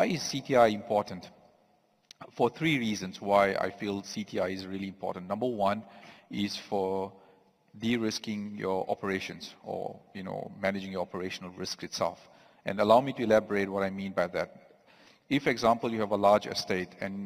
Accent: South Africa; I am from South Africa itself.

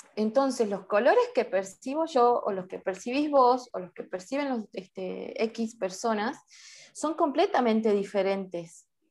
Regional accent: Salta, Argentina; soy de Salta, Argentina

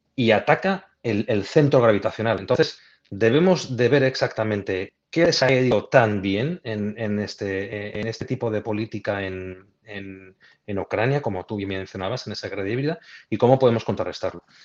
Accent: Spain; soy español

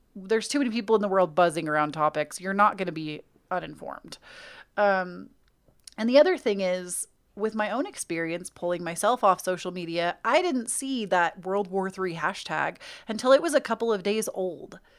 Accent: United States; accent: American; my American accent

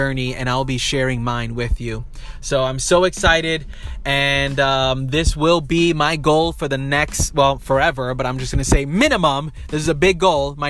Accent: New York City, New York, United States; I was born and raised in New York City.

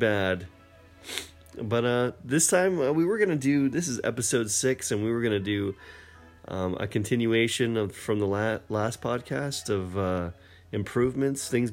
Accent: Maine, United States; moved away; I'm originally from Maine

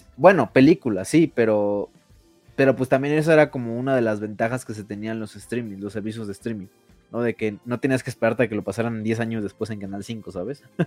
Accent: Mexico; nosotros como mexicanos

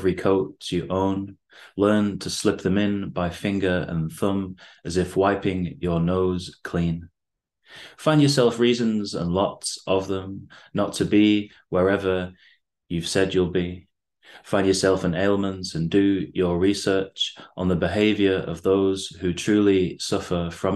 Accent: Bacup, North West England, United Kingdom; moved away as an adult; also born or lived in Beijing; now in Manchester, United Kingdom; living in Bacup, my hometown, for a while before I moved to Manchester.

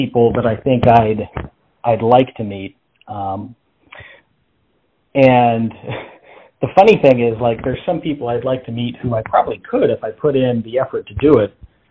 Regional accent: Las Vegas, Nevada, United States; moved away as an adult; now in Texas, United States; I'm from Las Vegas, which was an interesting place to grow up.

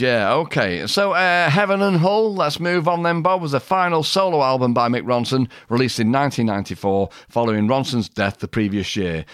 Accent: Manchester, North West England, United Kingdom; I come from Manchester

